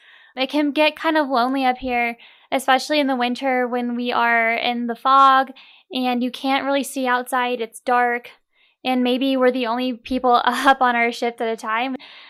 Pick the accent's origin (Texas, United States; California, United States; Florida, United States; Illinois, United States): Florida, United States; Pensacola; I'm actually originally from Pensacola, Florida.